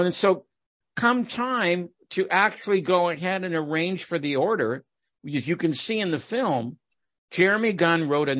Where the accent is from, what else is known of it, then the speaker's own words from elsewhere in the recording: Erie, Pennsylvania, United States; Erie, Pennsylvania, which is my hometown.